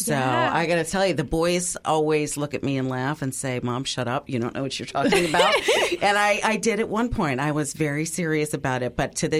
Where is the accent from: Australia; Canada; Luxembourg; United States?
United States; Wisconsin; I grew up just outside Milwaukee.